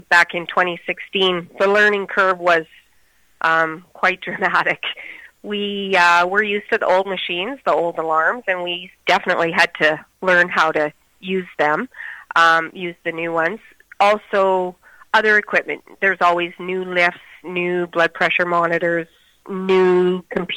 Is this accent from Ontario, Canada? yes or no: no; Moose Jaw, Saskatchewan, Canada; I was born and raised in Moose Jaw